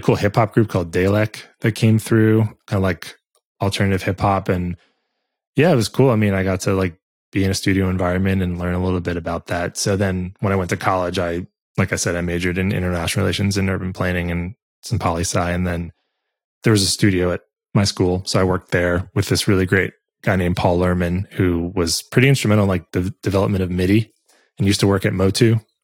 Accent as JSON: {"language": "English", "town": "New York City", "region": "New York", "country": "United States", "tie": "born or raised there", "said": "I grew up in New York City. So downtown New York"}